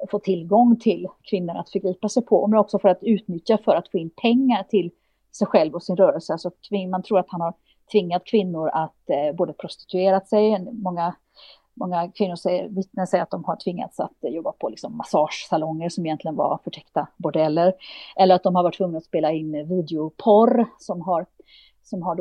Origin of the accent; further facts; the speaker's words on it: Romania; Swedish is a second language; moved away as an adult; now in Sweden; Och hemma i Rumänien så vill de åtala mig